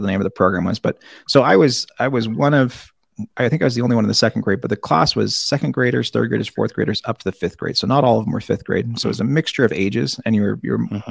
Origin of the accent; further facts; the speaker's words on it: Seattle, Washington, United States; I grew up in in South Seattle.